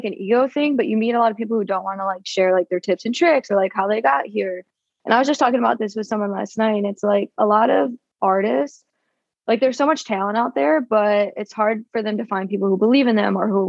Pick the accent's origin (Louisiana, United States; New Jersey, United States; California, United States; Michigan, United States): Michigan, United States; Detroit; moved away as an adult; also born or lived in Denver, Colorado; I'm originally from Detroit, but I was in Denver for 2 years